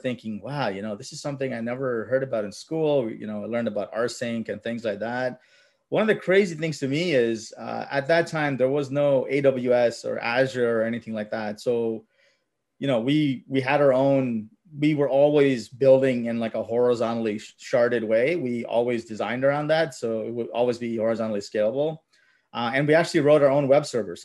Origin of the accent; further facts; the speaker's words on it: Mississauga, Ontario, Canada; English is a second language; I grew up in Mississauga. We're immigrants, so we came around late 80s, I think. Didn't know English.